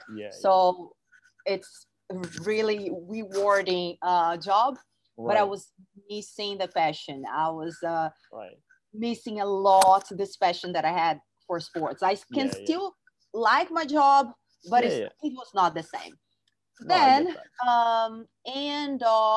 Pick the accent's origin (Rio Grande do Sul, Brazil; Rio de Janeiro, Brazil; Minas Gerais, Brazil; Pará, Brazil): Rio de Janeiro, Brazil; I'm from Rio, Brazil. And I was there in my city